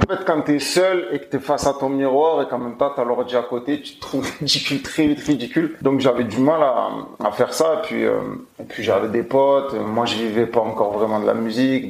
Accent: Marseille, Provence-Alpes-Côte d'Azur, France; accent: Marseillais; quand je parle en général j'ai un accent marseillais on l'entend quand je chante pas trop

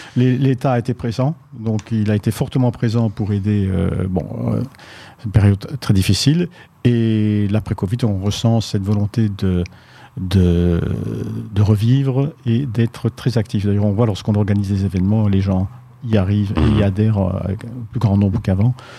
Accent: Belgium; en tant que Belge

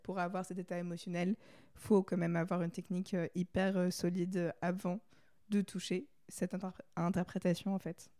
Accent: Paris, Île-de-France, France; j'ai grandi j'habite à Paris

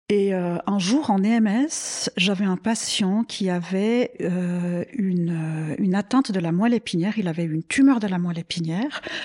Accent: same area as Nicole, Vaud, Switzerland; on a grandi dans le même coin.

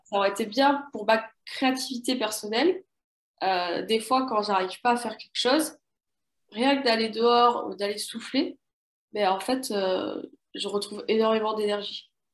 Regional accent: south-west France, France; je suis originaire du sud-ouest de la France. Donc j'ai baigné depuis toute petite entre, euh, Océan et Montagne

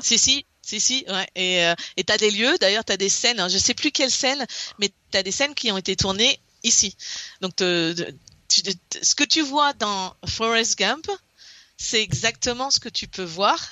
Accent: Brittany, France; moved away as an adult; now in Alabama, United States; je viens de la Bretagne

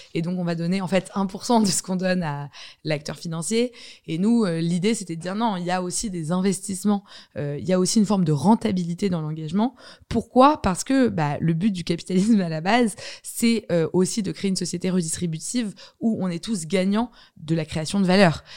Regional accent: Paris, Île-de-France, France; j'ai grandi dans Paris Intramuros et je considère que c'est une grande chance

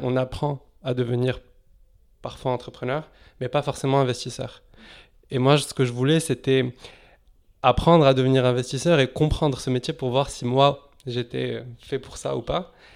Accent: Casablanca, Casablanca-Settat, Morocco; moved away as an adult; also born or lived in Lyon, France; now in France; j'ai grandi à Casablanca, au Maroc, où, où j'ai fait mon lycée euh, là-bas, au lycée Lyoté. je suis arrivé ensuite en France à, l'âge de 18 ans

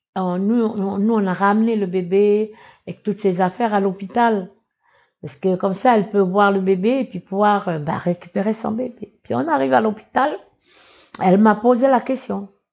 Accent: Ouégoa, North Province, New Caledonia; Je suis originaire de Ouigwa, qui est à 500 km d'ici, euh, de Nouméa, d'une petite tribu qui s'appelle euh, Bondé.

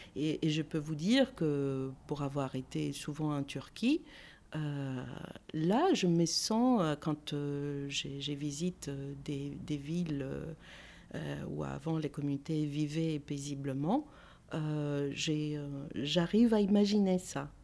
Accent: Athens, Attica, Greece; French is a second language; moved away as an adult; also born or lived in Avignon, France; now in France; je suis née à Athènes, hein, mais j'ai la nationalité grecque

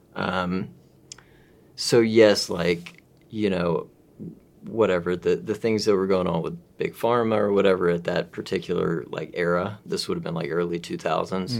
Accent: Mississippi, United States; I'm from Mississippi

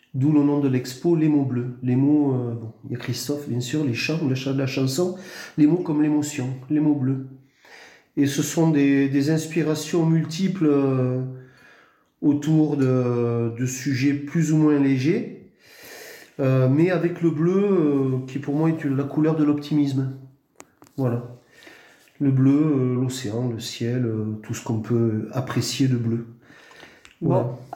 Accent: Tarbes, Occitania, France; j'ai grandi à Tarbes

